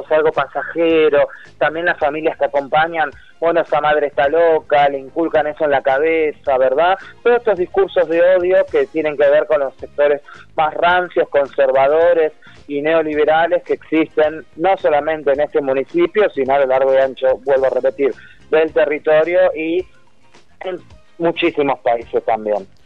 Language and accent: Spanish; San Justo, Buenos Aires Province, Argentina; yo vivo justamente a unas cuadras de la Ruta 3, soy de San Justo, de Loma del Mirador precisamente